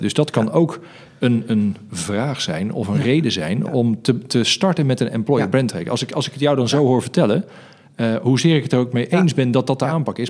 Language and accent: Dutch; Netherlands; we als Nederlanders